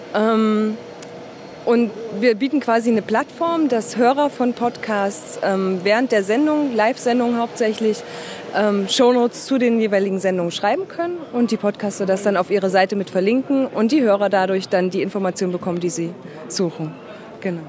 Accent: Dresden, Saxony, Germany; ich komme aus Dresden

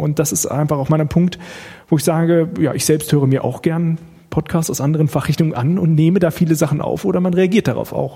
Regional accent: Bad Pyrmont, Lower Saxony, Germany; moved away as an adult; now in Karlsruhe, Germany; ich komme etwas mehr aus der Nähe hier ursprünglich, nämlich aus Bad Pyrmont, das ist in Niedersachsen

